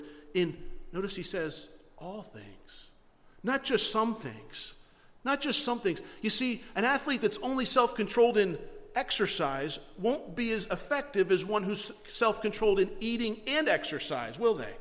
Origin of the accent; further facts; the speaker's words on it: Florida, United States; moved away; We're from Florida